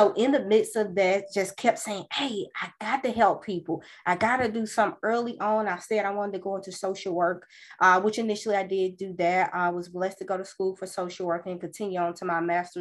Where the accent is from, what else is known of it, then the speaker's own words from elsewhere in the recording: Birmingham, Alabama, United States; born and raised in Birmingham, Alabama